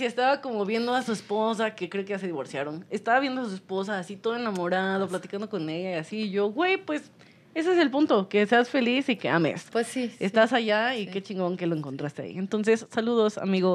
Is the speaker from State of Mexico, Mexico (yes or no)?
yes; Toluca, State of Mexico, Mexico; yo soy de Toluca